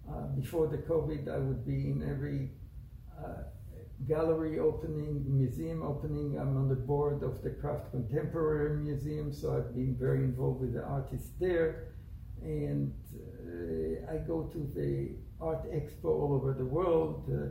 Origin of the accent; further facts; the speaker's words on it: Israel; moved away as an adult; also born or lived in Italy; now in United States; I was born in Israel. Uh, lived there till the age of 21. I came to America, got married here, and after two years, we, uh, my ex-wife and me, we went to Italy, and we finished veterinary school in Italy.